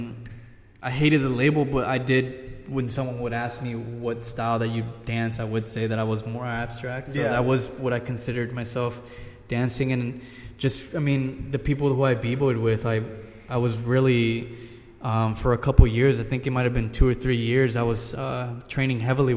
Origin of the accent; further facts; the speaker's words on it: Oceanside, California, United States; I grew up in Oceanside. I still live there now